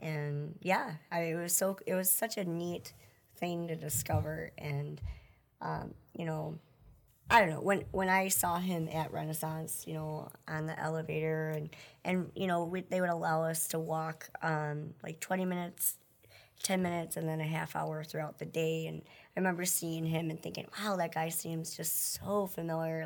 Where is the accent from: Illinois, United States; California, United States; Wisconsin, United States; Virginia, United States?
Wisconsin, United States; Wisconsin Rapids; also born or lived in Billings, Montana; now in Marshfield, United States; I was born in Billings, Montana, but I grew up in Wisconsin Rapids